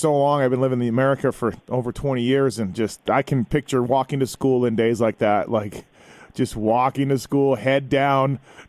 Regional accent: Winnipeg, Manitoba, Canada; moved away; You are in Winnipeg right now, my hometown.

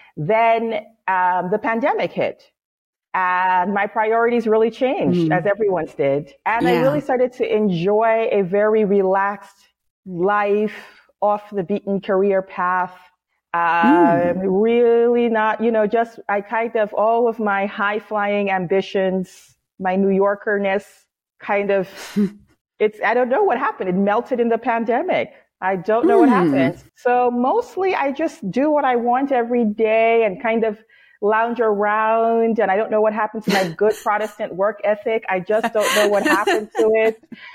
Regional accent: Seattle, Washington, United States; born there; also born or lived in New York City; I was born in Seattle, but I lived most of my life in New York City.

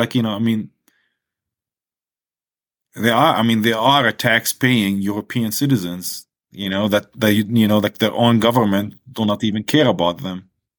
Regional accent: Palestine; I mean, it's a beautiful place.

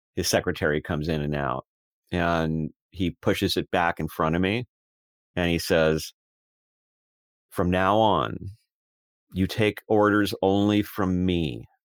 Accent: United States; I spoke with an accent, even though I was born in America, when I was a child.

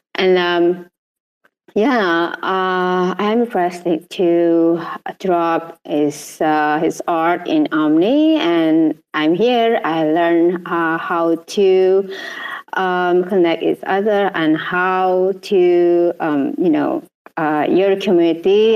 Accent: Indonesia; I'm from Indonesia

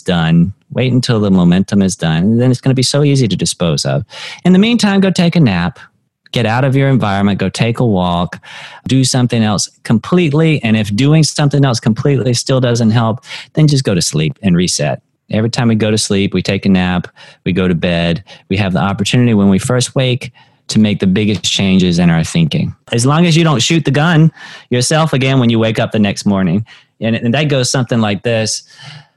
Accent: North Carolina, United States; I'm from North Carolina. People hunt there.

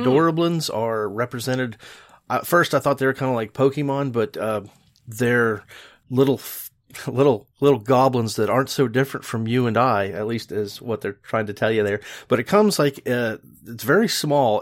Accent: West Virginia, United States; West Virginia, my home state

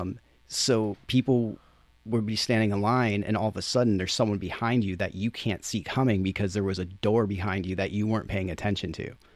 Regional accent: Chicopee, Massachusetts, United States; moved away; I grew up in Chicopee, which is next to Springfield, Holyoke, Amherst, Northampton

